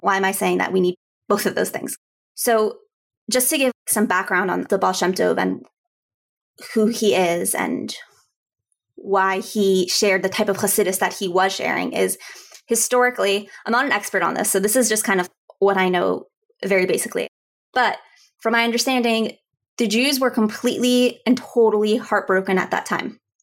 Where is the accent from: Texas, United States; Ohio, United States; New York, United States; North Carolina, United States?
Texas, United States; Houston; I grew up in Houston, Texas